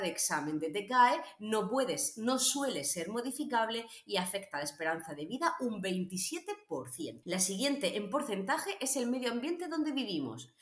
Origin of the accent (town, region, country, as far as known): Region of Murcia, Spain